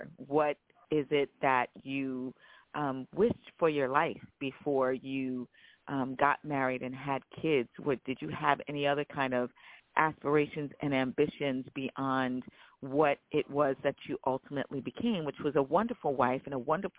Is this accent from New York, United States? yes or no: yes; Long Island, New York, United States; I feel like I'm a Southerner, even though I was raised in the North